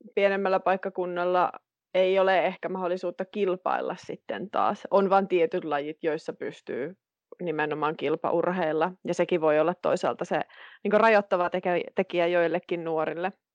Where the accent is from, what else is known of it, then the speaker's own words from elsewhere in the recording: Kittilä, Lapland, Finland; now in Rovaniemi, Finland; olen kotoisin Kiistalan kylästä, itse asiassa Rouravaarasta